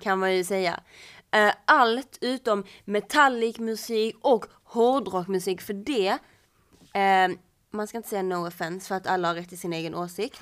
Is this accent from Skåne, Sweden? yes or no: yes; Kullabygden, Skåne, Sweden; ute i Kullabygden där jag kommer ifrån